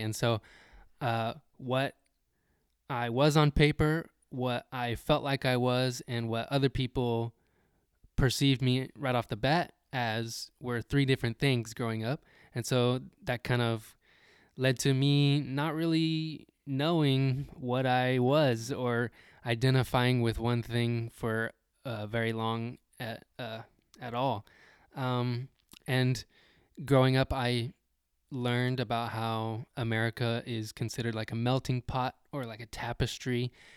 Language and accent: English; Texas, United States; growing up in Texas